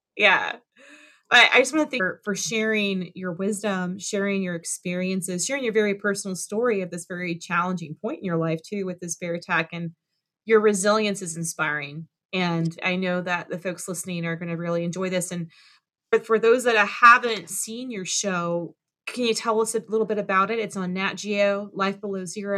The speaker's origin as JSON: {"language": "English", "region": "South Florida", "country": "United States", "said": "I'm from South Florida."}